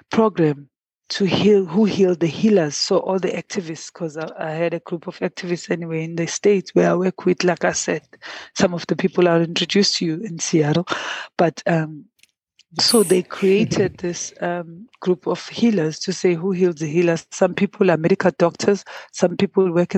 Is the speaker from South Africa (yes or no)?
yes; Pietermaritzburg, KwaZulu-Natal, South Africa; I grew up in Pietermaritzburg in Imbali Township